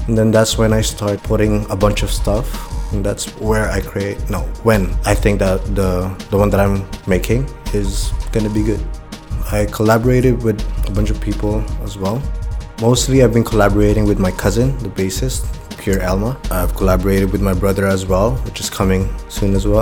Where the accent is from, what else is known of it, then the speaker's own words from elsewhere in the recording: Macau; also born or lived in Philippines; I was born here in Macau, but I'm from the Philippines. I've been living in Macau since birth.